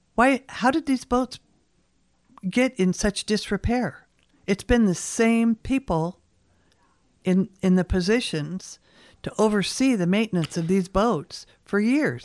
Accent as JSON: {"language": "English", "town": "Seattle", "region": "Washington", "country": "United States", "tie": "born or raised there", "moved": "as an adult", "lives_now": "Kodiak, United States", "said": "I was born in Seattle"}